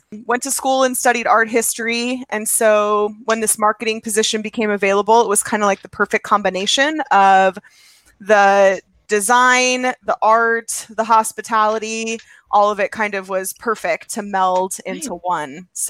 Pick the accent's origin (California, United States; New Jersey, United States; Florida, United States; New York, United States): California, United States; Santa Clarita; moved away as an adult; now in Indiana, United States; I was born and raised in Santa Clarita, California. I moved to Indiana when I was 25.